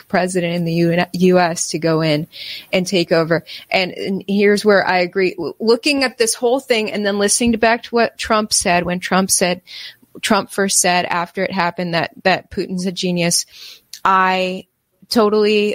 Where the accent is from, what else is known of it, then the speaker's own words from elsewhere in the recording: United States; as an American